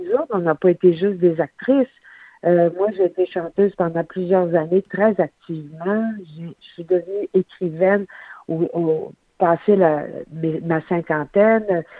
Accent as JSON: {"language": "French", "area": "Saguenay", "region": "Quebec", "country": "Canada", "tie": "born or raised there", "moved": "yes", "said": "Je suis euh, à notre chalet au Saguenay. Moi, j'ai fait effectuer un retour aux sources après avoir été 20 ans en esprit. Je suis de retour dans ma région natale."}